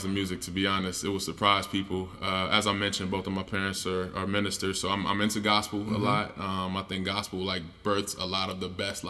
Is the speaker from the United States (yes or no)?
yes; Chicago, Illinois, United States; moved away; just growing up on the South Side of Chicago. I'm a musician by trade